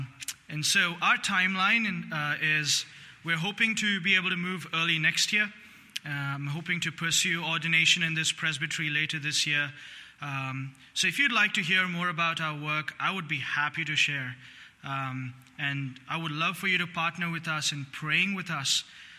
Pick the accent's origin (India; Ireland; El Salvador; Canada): India; Bangalore, Karnataka; moved away; I'm from Bangalore, India, a small town of 10 million people with very few Christians and fewer churches.